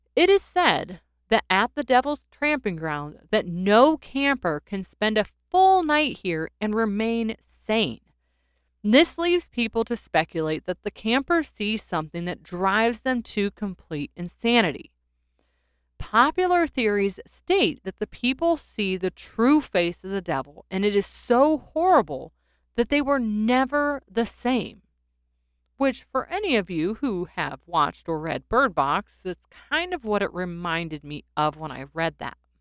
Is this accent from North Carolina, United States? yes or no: yes; North Carolina, United States; my home state of North Carolina